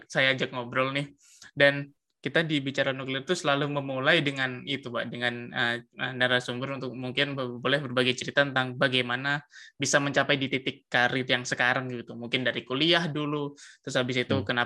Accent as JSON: {"language": "Indonesian", "town": "Surabaya", "region": "East Java", "country": "Indonesia", "said": "saya orang Surabaya juga, Pak."}